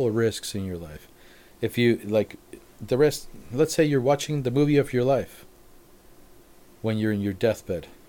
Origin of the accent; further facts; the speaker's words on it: Mexico; moved away as an adult; also born or lived in Cabo San Lucas, Mexico / Victorville, United States; now in United States; I grew up in Mexico. I lived in Cabo. And then I'm in Victorville.